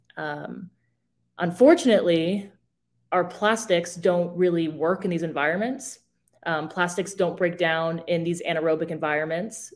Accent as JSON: {"language": "English", "region": "Arizona", "country": "United States", "tie": "born or raised there", "moved": "yes", "said": "I grew up in Arizona"}